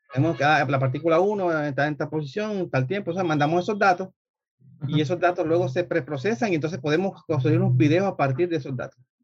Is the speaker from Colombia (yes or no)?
yes; Colombia; moved away; yo soy colombiano. Este, Estudié en Colombia ingeniería mecánica